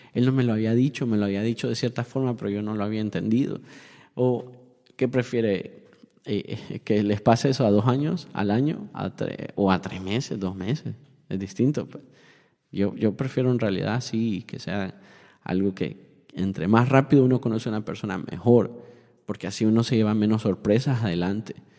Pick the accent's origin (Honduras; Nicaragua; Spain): Honduras; now in Miami, United States; yo soy hondureño